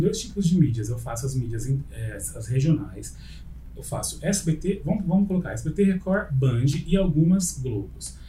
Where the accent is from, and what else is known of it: Ribeirão Preto, São Paulo, Brazil; born or raised there